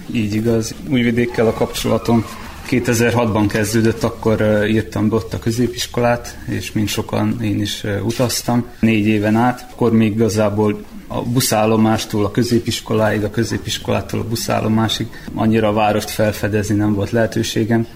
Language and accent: Hungarian; Srbobran, Vojvodina, Serbia; moved away as an adult; now in Novi Sad, Serbia; itt-itt nőttem fel Szent Tamáson